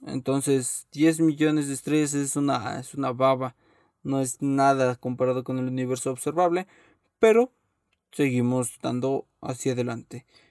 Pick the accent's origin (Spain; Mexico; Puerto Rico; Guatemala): Mexico; soy mexicano